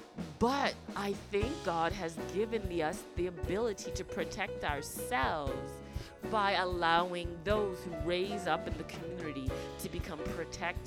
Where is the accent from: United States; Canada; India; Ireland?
Canada; Toronto, Ontario; I grew up in Toronto